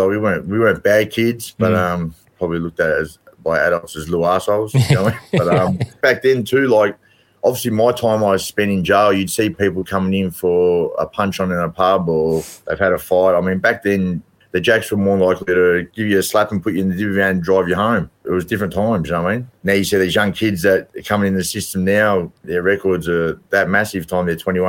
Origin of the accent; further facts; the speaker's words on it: Melbourne, Victoria, Australia; Yeah, I mean, I believe it was a better time. It was a good era. It was a working class area. You had your mates. We didn't have much as kids, but we made do with what we had